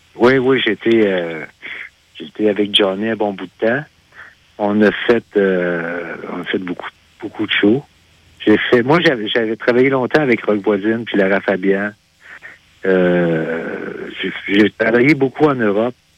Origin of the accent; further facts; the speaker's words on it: Sayreville, Quebec, Canada; also born or lived in Sherbrooke, Quebec; suis natif de Sayreville.